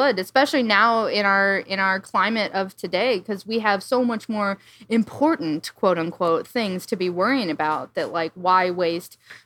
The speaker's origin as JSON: {"language": "English", "region": "Iowa", "country": "United States", "said": "I'm from the Midwest, so a lot of my flights, connecting flights, would always be like, I fly from my small town in Iowa to O'Hare"}